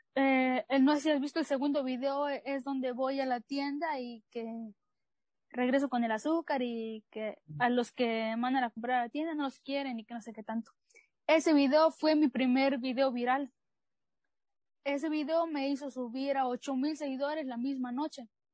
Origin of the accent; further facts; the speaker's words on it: Chiapas, Mexico; soy chiapaneca de corazón